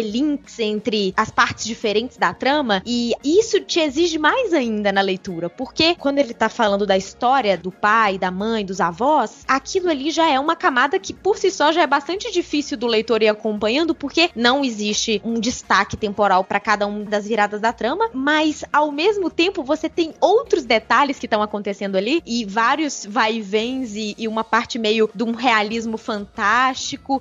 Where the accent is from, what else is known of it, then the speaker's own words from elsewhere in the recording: Minas Gerais, Brazil; sou mineira, que não falo desse jeito, mas que tenho o meu próprio sotaque